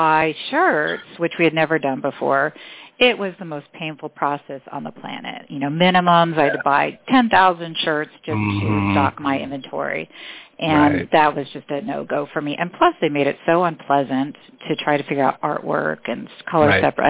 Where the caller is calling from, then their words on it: Dunedin, Florida, United States; I'm calling from Dunedin, Florida, which is about 15 minutes north of Clearwater Beach.